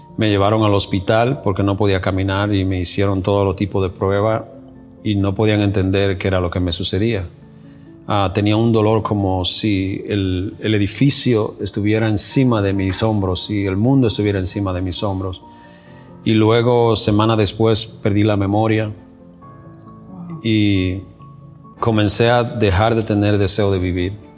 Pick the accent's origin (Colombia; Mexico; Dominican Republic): Dominican Republic; moved away as an adult; also born or lived in New York City; now in United States; llego desde la República Dominicana y llegué a la ciudad de Nueva York